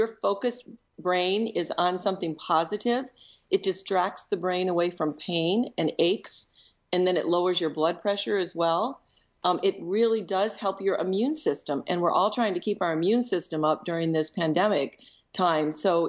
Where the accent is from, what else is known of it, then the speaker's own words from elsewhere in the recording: Michigan, United States; also born or lived in Chicago; so as a Midwesterner, your geography notation was duly noted by me, because Minnesota would be considered the north from where I was in Michigan and in Chicago.